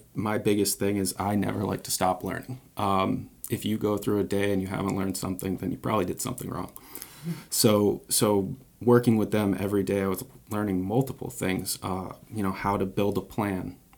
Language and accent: English; Mystic, Connecticut, United States; now in Newport, United States; I grew up in Mystic, always lived on the water